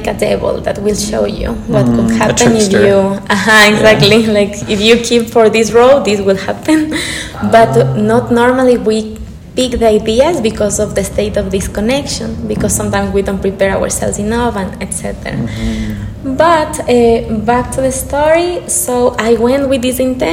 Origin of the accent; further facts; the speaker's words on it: Quito, Pichincha, Ecuador; moved away as an adult; also born or lived in Scotland / Birmingham; I love my country. I was born in here in Quito